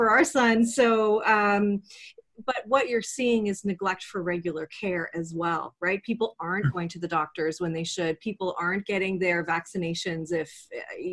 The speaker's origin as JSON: {"language": "English", "country": "Canada", "said": "I'm Canadian, so I live in Canada"}